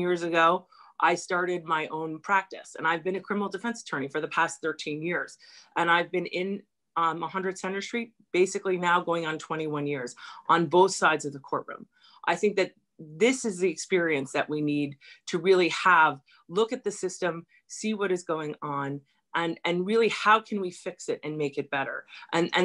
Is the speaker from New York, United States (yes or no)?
yes; New York City, New York, United States; I'm from a neighborhood. I'm from Stuyvesant Town.